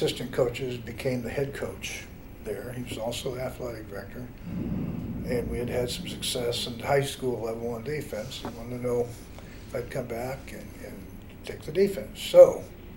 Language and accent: English; Springfield, Ohio, United States; moved away as an adult; also born or lived in Pennsylvania; now in Fort Wayne, United States; I grew up in Springfield, Ohio, about a halfway point between Columbus and Dayton, Ohio